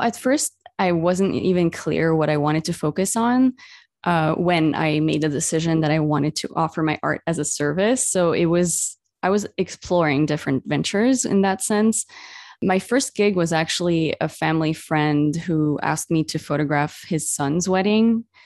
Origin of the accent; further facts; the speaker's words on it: Beirut, Beirut Governorate, Lebanon; moved away; my own hometown where I grew up in Beirut